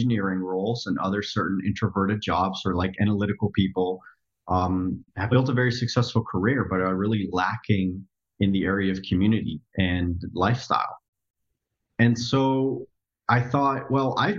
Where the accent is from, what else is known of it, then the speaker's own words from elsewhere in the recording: Netherlands; moved away as an adult; now in United States; So I grew up in the Netherlands. I was born and raised in Europe, lived there for 20 years.